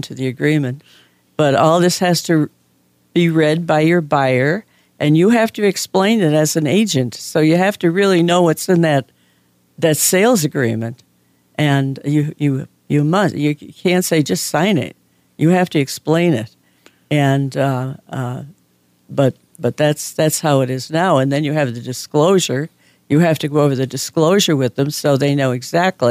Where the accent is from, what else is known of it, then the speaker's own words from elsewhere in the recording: Scranton, Pennsylvania, United States; I was from Scranton